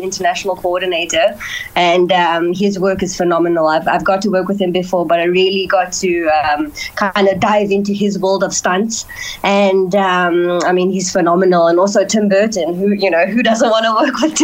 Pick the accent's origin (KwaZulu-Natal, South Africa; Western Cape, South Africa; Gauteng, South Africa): Western Cape, South Africa; Cape Town; I'm born and raised in Fisher, Cape Town